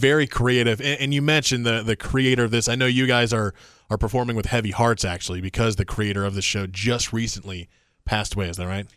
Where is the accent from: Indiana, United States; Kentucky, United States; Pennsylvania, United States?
Indiana, United States; moved away; I'm from Indiana, so I'm a Midwest person